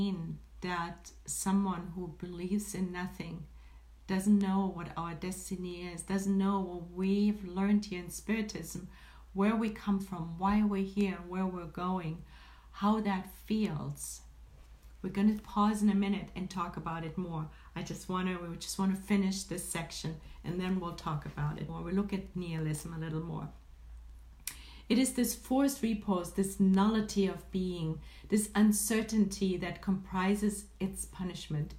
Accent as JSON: {"language": "English", "country": "Germany", "tie": "born or raised there", "moved": "yes", "lives_now": "Northern California, United States", "said": "I was born and raised in Germany"}